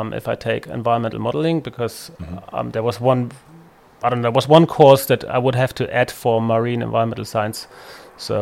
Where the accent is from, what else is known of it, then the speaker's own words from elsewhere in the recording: Chemnitz, Saxony, Germany; English is a second language; moved away as an adult; also born or lived in Freiburg; I'm from Chemnitz